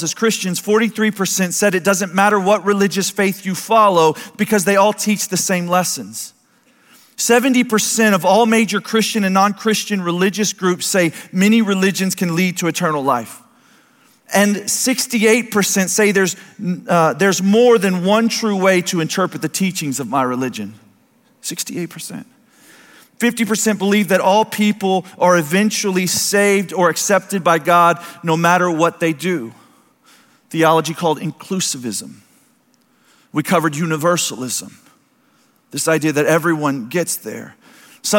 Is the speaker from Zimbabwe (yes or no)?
no; United States; I'd be born to America